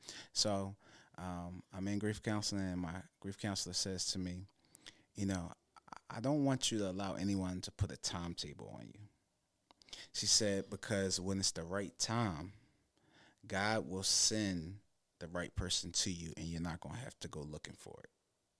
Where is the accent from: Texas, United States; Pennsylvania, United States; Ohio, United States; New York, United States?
Pennsylvania, United States; Philadelphia; now in New Jersey, United States; So I'm a Philadelphian, born and raised West Philly city. But I live suburban in New Jersey now.